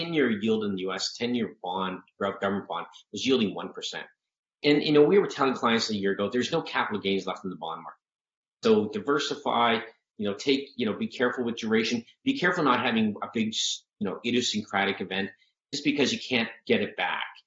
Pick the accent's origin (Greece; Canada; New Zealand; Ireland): Canada; now in United States; I grew up in Canada, so you have to look at me as a, you know, transplant here